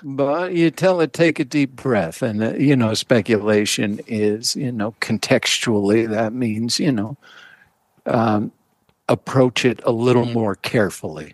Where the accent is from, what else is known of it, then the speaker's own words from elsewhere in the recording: Massachusetts, United States; I grew up in Massachusetts